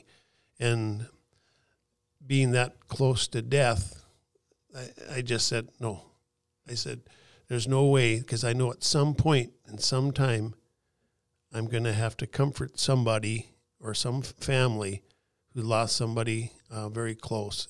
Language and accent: English; McKenzie County, Western North Dakota, United States; In Western North Dakota, where I grew up in McKenzie County